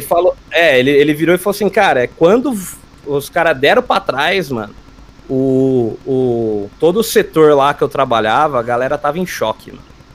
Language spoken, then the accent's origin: Portuguese; São Carlos, São Paulo, Brazil; Eu sou de São Carlos, interior de São Paulo